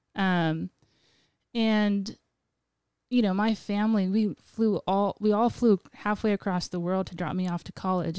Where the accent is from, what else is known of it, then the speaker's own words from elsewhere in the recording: Guam; moved away as an adult; now in Portland, United States; I'm native to Guam